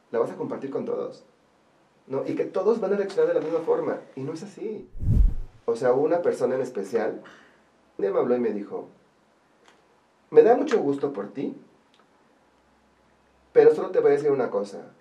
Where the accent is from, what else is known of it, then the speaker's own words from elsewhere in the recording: Orizaba, Veracruz, Mexico; moved away as an adult; now in Puebla, Mexico; ya llevo más tiempo viviendo aquí que lo que viví en Orizaba. O sea, ya soy más poblano que orizabeño.